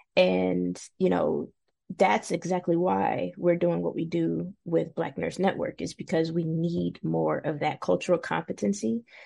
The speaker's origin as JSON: {"language": "English", "town": "Cincinnati", "region": "Ohio", "country": "United States", "tie": "born or raised there", "moved": "as an adult", "said": "born and raised in Cincinnati"}